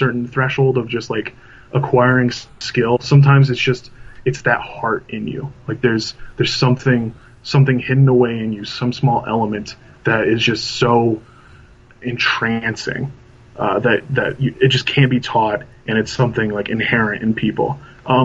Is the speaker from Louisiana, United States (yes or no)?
no; Indiana, United States; my hometown, my home state of Indiana